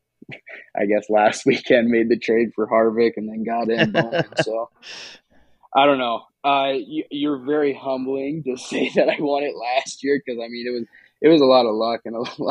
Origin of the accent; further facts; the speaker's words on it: Harlan, Iowa, United States; growing up in Harlan, going to the dirt track, Shelby County Speedway